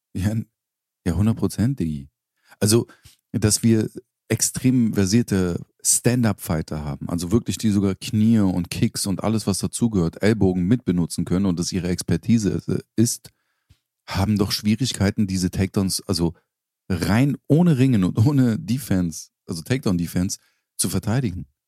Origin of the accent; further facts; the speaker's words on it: Berlin, Germany; also born or lived in Charlottenburg, Berlin; da, wo ich aufgewachsen bin. Bis ich ins feine Charlottenburg gezogen bin, äh, in Schöneberg